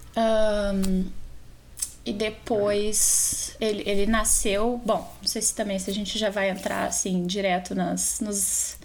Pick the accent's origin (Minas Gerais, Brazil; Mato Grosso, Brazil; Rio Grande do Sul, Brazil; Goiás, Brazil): Rio Grande do Sul, Brazil; Porto Alegre; moved away as an adult; also born or lived in Germany; now in Montclair, United States; Sou brasileira. É, nascida em Porto Alegre